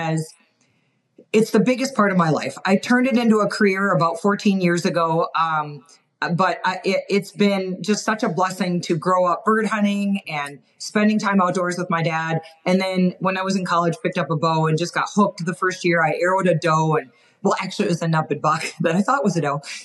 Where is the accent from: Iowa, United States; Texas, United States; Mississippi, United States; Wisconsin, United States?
Wisconsin, United States; moved away as an adult; also born or lived in Montana; now in Utah, United States; I grew up in Wisconsin, so I'm a Midwestern gal